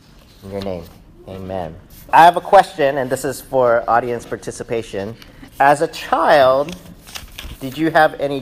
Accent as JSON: {"language": "English", "region": "Texas", "country": "United States", "tie": "born or raised there", "said": "in my childhood, we grew up in Texas"}